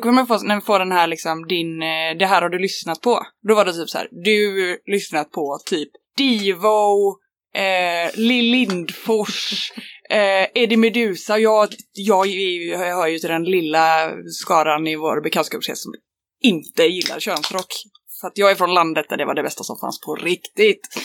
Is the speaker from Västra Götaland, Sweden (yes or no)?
yes; Rönning, Västra Götaland, Sweden; moved away as an adult; also born or lived in Lund; Jag är från eh, en linort eh, som heter Rönning på Tjörn. Och sen har jag bott på lite olika ställen. Men eh, jag är uppvuxen där